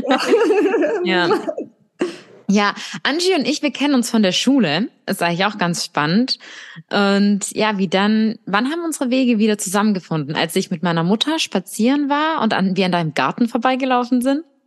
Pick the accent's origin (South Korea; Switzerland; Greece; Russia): Russia; moved away; bei uns in Russland